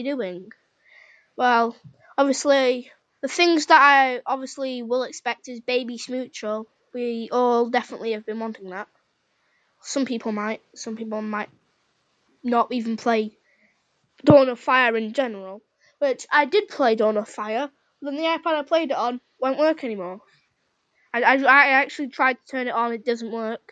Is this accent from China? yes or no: no; United Kingdom; I'm British